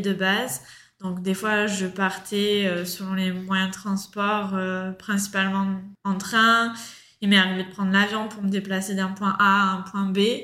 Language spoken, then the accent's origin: French; Marseille, Provence-Alpes-Côte d'Azur, France; moved away as an adult; now in Australia; je suis originaire de Marseille